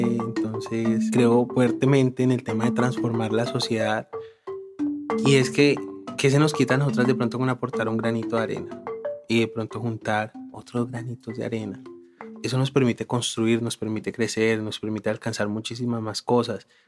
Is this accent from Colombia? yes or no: yes; Palmira, Valle del Cauca, Colombia; also born or lived in Tolima; mi papá se vino como unos días para Palmira y mi mamá dijo como no, me voy, me voy, me voy, me voy. Llegué cuando tenía un mes de nacida